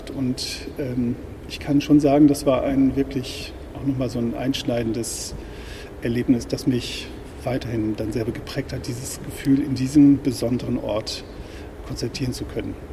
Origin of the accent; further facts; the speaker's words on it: Northern Germany, Germany; man hat als Norddeutscher ja seine